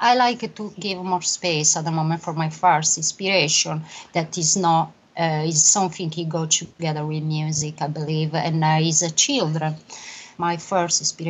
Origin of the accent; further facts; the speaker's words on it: Sardinia, Italy; English is a second language; now in United Kingdom; I grew up in the beautiful island of Sardinia in South Italy